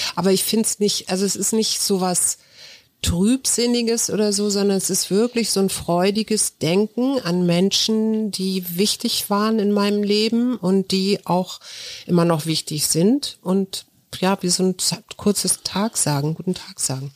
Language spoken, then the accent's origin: German; Hamburg, Germany; now in Berlin, Germany; bei uns in Hamburg gab es keinen St. Martins Umzug